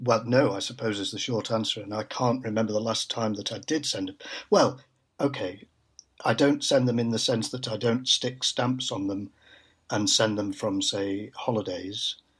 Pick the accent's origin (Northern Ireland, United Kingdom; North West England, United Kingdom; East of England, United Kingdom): North West England, United Kingdom; Manchester; moved away as an adult; also born or lived in London; born and brought up in Manchester